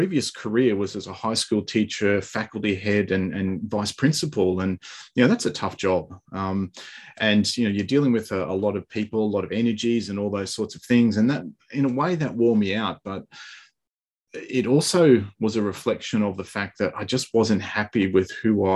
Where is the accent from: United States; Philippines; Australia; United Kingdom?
Australia; I'm from Australia.